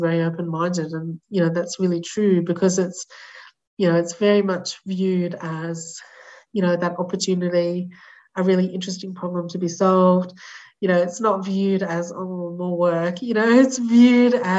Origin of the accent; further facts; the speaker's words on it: Australia; as an Australian person